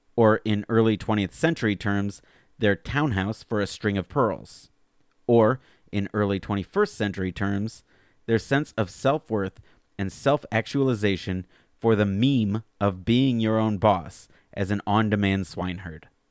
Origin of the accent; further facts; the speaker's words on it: Alabama, United States; moved away; I grew up in Alabama